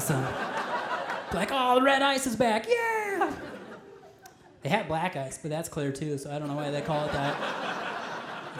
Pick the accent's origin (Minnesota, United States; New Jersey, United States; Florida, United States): Minnesota, United States; I'm originally from Minnesota